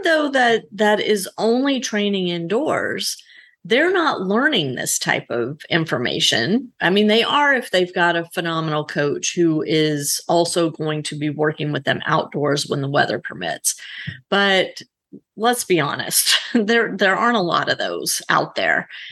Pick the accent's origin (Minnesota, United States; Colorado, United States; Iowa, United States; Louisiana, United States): Louisiana, United States; I grew up in Louisiana